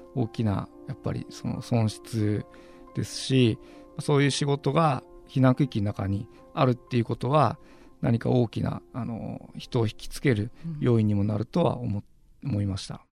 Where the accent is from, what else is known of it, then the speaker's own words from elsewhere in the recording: Minamisoma, Fukushima, Japan; also born or lived in Tokyo; あの南相馬市の小高区というところですはい